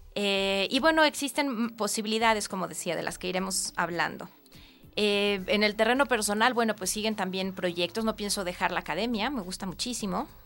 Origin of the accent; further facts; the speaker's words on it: Mexico; como muchos mexicanos